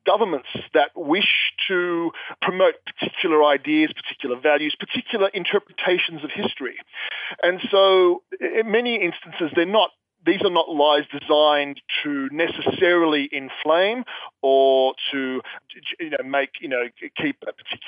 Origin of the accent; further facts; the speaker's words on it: Sydney, New South Wales, Australia; I'm an author from Sydney, Australia